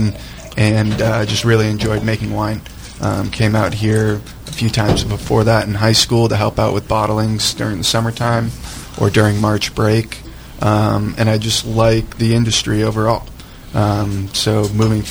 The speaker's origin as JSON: {"language": "English", "region": "Massachusetts", "country": "United States", "tie": "born or raised there", "moved": "as an adult", "lives_now": "California, United States", "said": "I grew up in Massachusetts"}